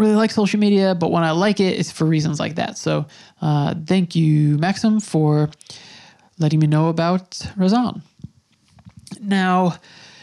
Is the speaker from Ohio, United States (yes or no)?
no; New York, United States; being a New Yorker who was, you know, in New York when 9/11 happened